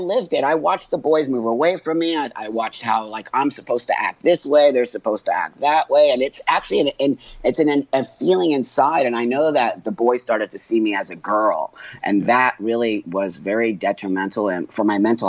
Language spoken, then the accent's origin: English; Los Angeles, California, United States; I was born in 1962 in Los Angeles in the Valley